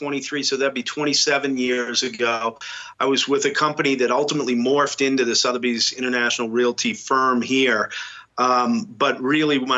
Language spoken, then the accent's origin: English; New England, United States; moved away as an adult; also born or lived in Boston; now in Telluride, United States; I'm based in Telluride, Colorado, but I grew up in New England where I was raised and went to school